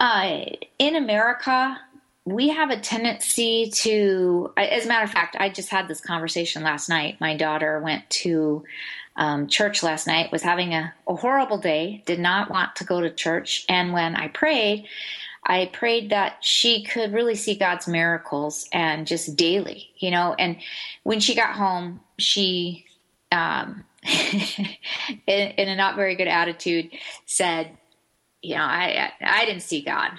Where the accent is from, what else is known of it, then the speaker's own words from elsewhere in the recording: Arizona, United States; growing up in Arizona and not having the bright green like, you know, people back east have.